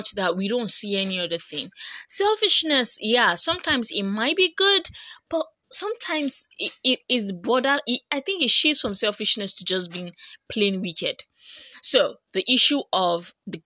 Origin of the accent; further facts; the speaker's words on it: Nigeria; the country where I come from